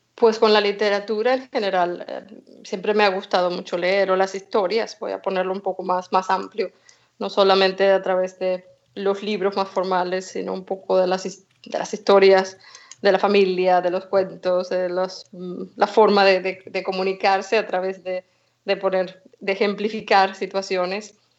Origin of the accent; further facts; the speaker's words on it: Venezuela; also born or lived in Spain / Galicia / Germany / England; now in Stockholm, Sweden; Yo nací en Venezuela, mi madre es gallega, así que nos mudamos a España, estudié allí